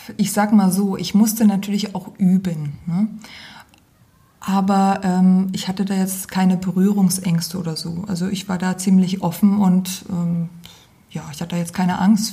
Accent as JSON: {"language": "German", "town": "Geisa", "region": "Thuringia", "country": "Germany", "also_born_or_lived": "Aschaffenburg / Gießen", "moved": "yes", "lives_now": "Fulda, Germany", "said": "Ich komme ursprünglich aus Geisa, aus Wiesenfeld."}